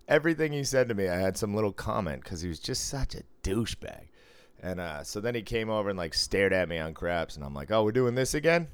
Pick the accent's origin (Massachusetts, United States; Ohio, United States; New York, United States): Massachusetts, United States; Cambridge; I grew up in North Cambridge